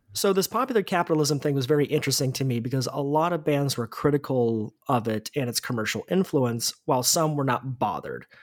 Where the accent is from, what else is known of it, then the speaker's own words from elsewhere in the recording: United States; as an American